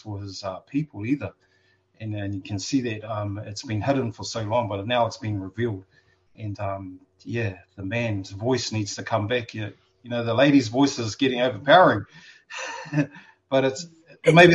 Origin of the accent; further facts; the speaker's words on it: Gisborne, New Zealand; our church here in my hometown, Gisborne